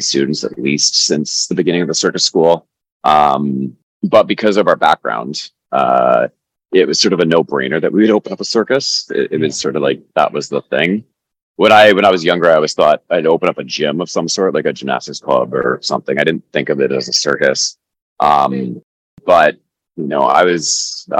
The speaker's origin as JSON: {"language": "English", "town": "New Westminster", "region": "British Columbia", "country": "Canada", "tie": "born or raised there", "said": "I grew up in New Westminster"}